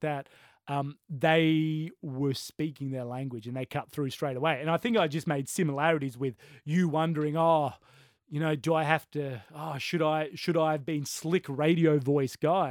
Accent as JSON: {"language": "English", "town": "Brisbane", "region": "Queensland", "country": "Australia", "tie": "born or raised there", "said": "growing up in Brisbane"}